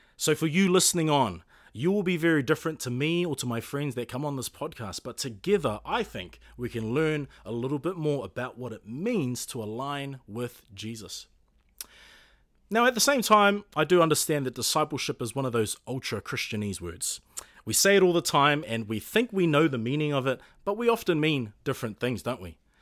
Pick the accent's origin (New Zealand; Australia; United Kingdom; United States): New Zealand; Auckland; also born or lived in Puketāpapa, Auckland; I grew up in Orchara in Manureo and currently reside in Puketapapa